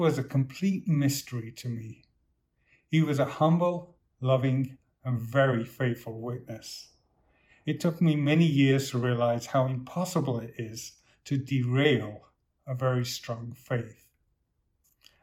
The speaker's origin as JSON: {"language": "English", "town": "Manchester", "region": "North West England", "country": "United Kingdom", "tie": "born or raised there", "said": "I was born in Manchester in the northwest of England to low-income parents, then raised in the biggest city council estate in the UK."}